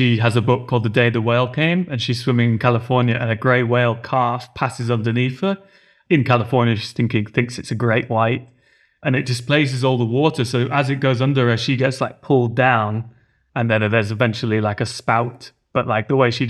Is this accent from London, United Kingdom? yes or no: no; Cumbria, North West England, United Kingdom; We grew up near the Lake District in Cumbria